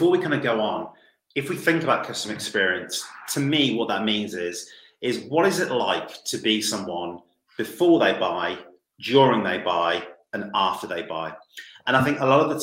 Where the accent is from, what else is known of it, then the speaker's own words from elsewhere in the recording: United Kingdom; I'm British.